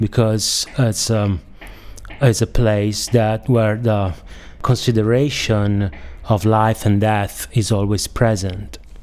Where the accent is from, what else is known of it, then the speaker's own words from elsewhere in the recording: Bologna, Emilia-Romagna, Italy; I'm from Bologna